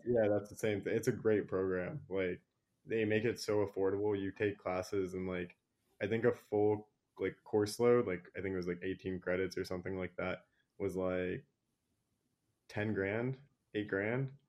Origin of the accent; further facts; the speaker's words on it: Virginia, United States; I grew up in Virginia